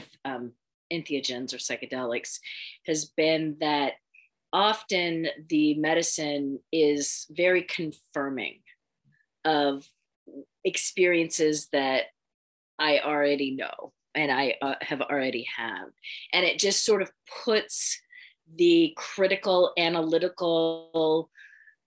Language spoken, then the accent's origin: English; San Francisco Bay Area, California, United States; I grew up in the San Francisco Bay Area